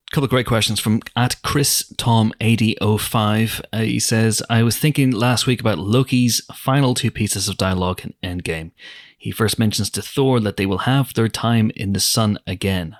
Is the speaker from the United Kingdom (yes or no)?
yes; Banbridge, Northern Ireland, United Kingdom; my hometown, Banbridge.